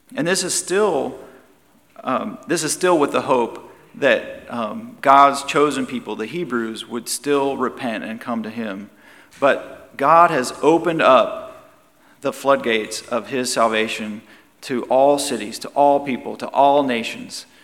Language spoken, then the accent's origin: English; United States